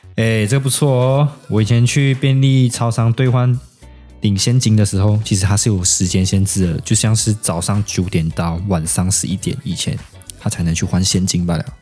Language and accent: Chinese; Malaysia; now in Taiwan; 我是马来西亚人